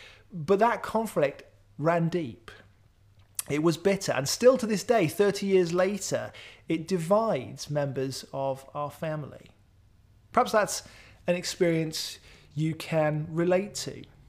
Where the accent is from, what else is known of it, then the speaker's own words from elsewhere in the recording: Wales, United Kingdom; I grew up in South Wales. We lived really close to many of my extended family members.